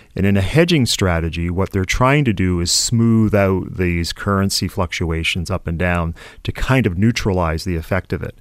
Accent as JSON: {"language": "English", "country": "Canada", "said": "a Canadian investor"}